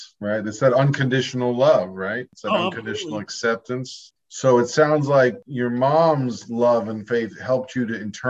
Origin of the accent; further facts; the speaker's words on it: New York, United States; I'm a New Yorker, too.